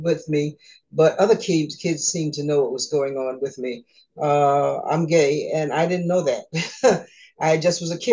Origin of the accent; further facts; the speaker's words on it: New York, United States; I was born in New York, nice Caribbean family.